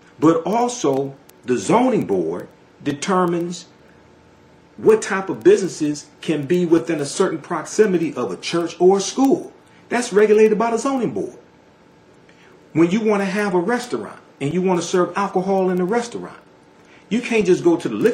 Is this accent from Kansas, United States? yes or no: no; Detroit, Michigan, United States; I'm from Detroit